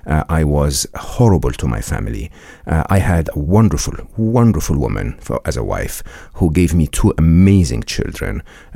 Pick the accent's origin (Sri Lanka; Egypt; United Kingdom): Egypt; I was born and raised in Egypt. I went to a public school and public university in Egypt